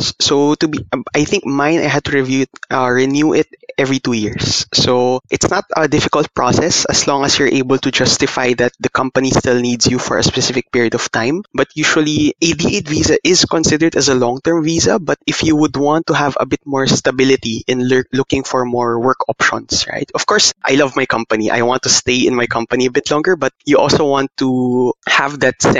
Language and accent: English; Philippines; moved away as an adult; now in Seoul, South Korea; being a Filipino here in Korea